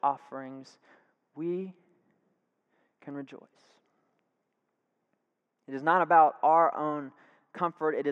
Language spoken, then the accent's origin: English; Tampa, Florida, United States; now in Sanford, United States; I'm from Tampa, Florida. Love it. Grew up there 18 years, came to Sanford, and I've lived here ever since